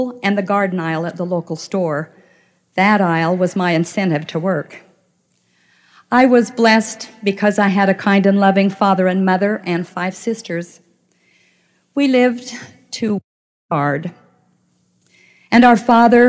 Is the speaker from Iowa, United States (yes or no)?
no; Clearfield, Utah, United States; I grew up in the small town of Clearfield, Utah